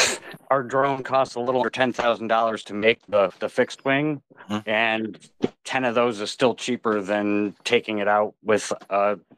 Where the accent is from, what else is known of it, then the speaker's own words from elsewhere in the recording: United States; we're American.